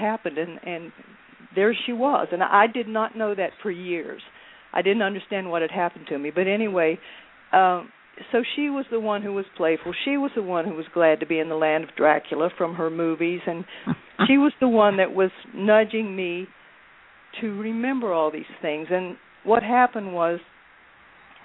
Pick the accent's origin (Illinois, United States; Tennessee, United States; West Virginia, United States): West Virginia, United States; moved away; my hometown in West Virginia